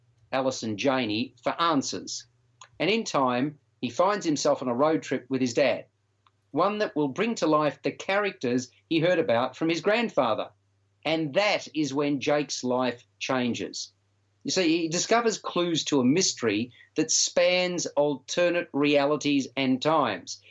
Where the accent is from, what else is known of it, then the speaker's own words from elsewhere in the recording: Melbourne, Victoria, Australia; Melbourne when obviously my hometown